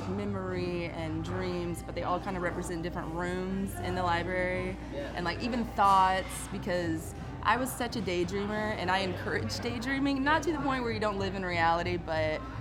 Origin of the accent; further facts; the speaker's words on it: Illinois, United States; I grew up in Illinois, in the country